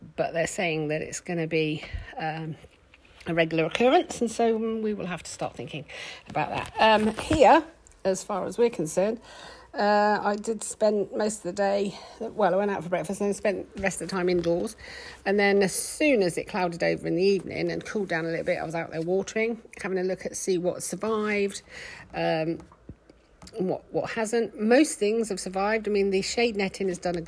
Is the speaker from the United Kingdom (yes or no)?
yes; United Kingdom; We're British